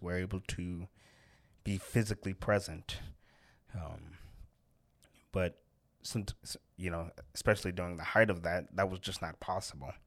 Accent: Oakland, California, United States; moved away; I'm from Oakland, California originally

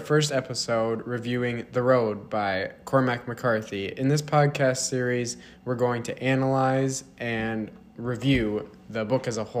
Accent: Mankato, Minnesota, United States; also born or lived in Sioux Falls, South Dakota / St. Louis; when I was six, we moved to Mankato

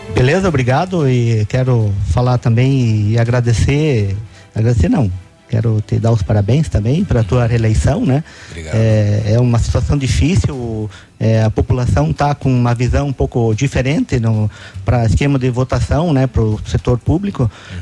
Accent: Pato Branco, Paraná, Brazil; sou natural de Pato Branco, tenho 55 anos

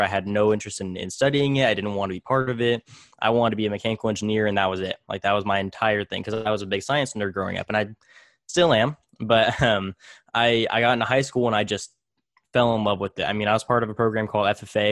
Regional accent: Tulare, California, United States; also born or lived in Visalia, California; I was actually born in, in Visalia, but I was raised in Tulare, California.

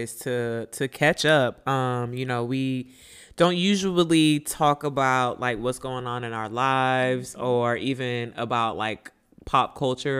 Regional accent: Miami, Florida, United States; moved away; I actually celebrated my 30th down home in Miami with friends

